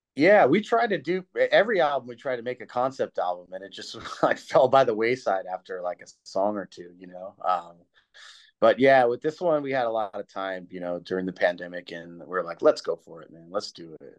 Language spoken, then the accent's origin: English; California, United States; I'm from California